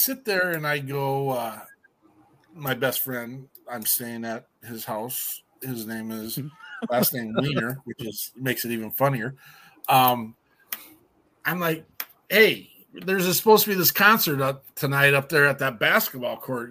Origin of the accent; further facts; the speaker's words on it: Wyoming, United States; now in Minnesota, United States; We're all from Wyoming